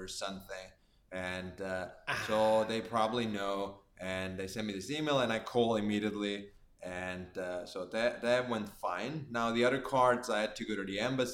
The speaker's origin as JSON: {"language": "English", "country": "Italy", "accent": "Italian", "second_language": "English", "moved": "as an adult", "lives_now": "New York, United States", "said": "my own town in Italy"}